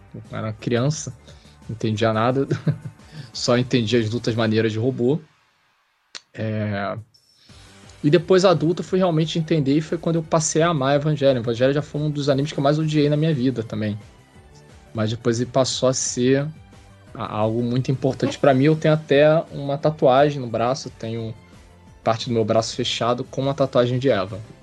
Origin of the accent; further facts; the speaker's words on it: Rio de Janeiro, Brazil; eu sou carioca. Sou carioca da Gema, né?